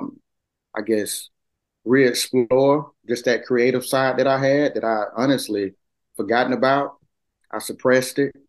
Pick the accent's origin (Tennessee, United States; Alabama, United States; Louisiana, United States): Alabama, United States; Mobile; moved away as an adult; now in Montgomery, United States; I'm from Mobile, Alabama. Grew up doing art all of my life